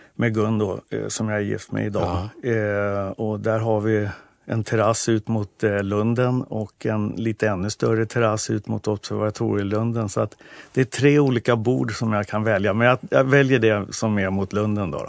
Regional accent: Nynäshamn, Stockholm County, Sweden; now in Stockholm, Sweden; Jag är uppväxt i Nynäshamn

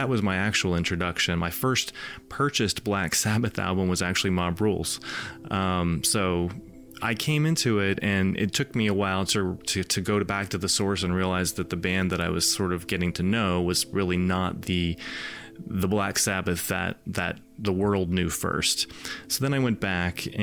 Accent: Orlando, Florida, United States; Growing up in Orlando, Zeta 7 was the rock station

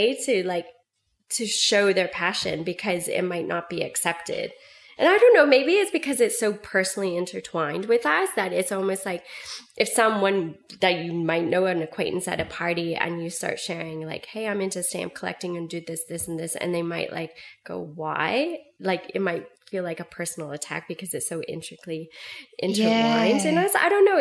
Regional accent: Vancouver, British Columbia, Canada; moved away as an adult; also born or lived in Whistler, Canada; now in Melbourne, Australia; I was born and raised in Canada, in Vancouver

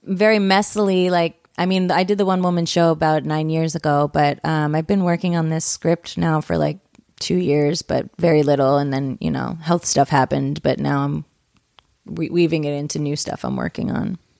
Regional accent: Pennsylvania, United States; moved away; my sister just moved back to my hometown

